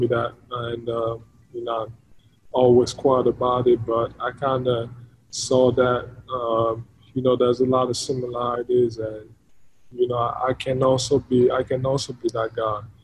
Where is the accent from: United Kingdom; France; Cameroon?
Cameroon; moved away; growing up in Africa, in Cameroon